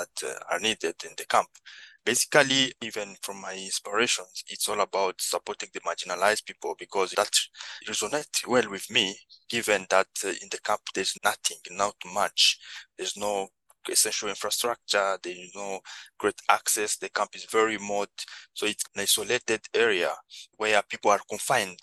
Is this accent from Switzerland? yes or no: no; DR Congo; moved away; also born or lived in Kakuma refugee camp, Kenya; I'm originally from the Democratic Republic of Congo, and around 2009 I fled the country and found myself in one of the biggest refugee camp in the world in Kenya, Kakuma refugee camp.